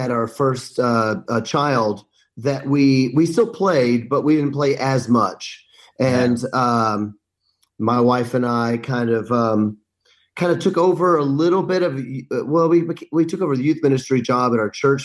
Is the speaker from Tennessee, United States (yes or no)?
yes; Memphis, Tennessee, United States; moved away as an adult; now in Kenosha, United States; I'm from Memphis